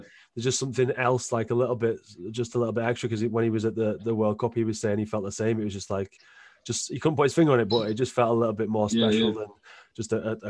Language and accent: English; England, United Kingdom; but I'm definitely English, you know.